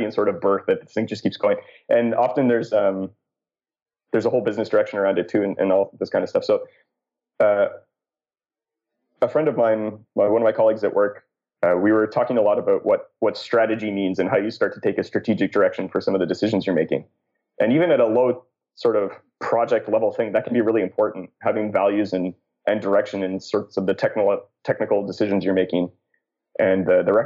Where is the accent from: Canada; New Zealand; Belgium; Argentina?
Canada; I'm Canadian